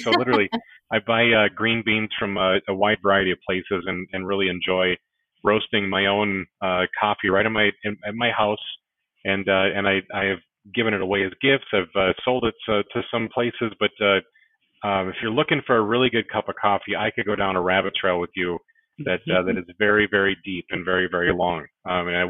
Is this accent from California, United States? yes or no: no; Minnesota, United States; I am born and raised in Minnesota